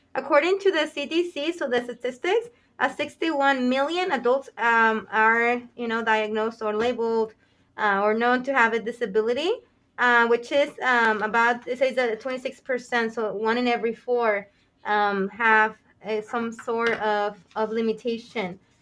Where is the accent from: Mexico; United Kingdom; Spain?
Mexico; now in United States; I was born in Mexico